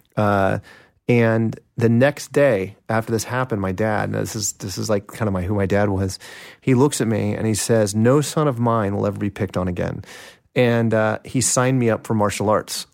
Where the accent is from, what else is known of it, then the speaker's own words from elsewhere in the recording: Kansas City, Kansas, United States; Kansas City, uh, in Kansas, on the Kansas side of Kansas City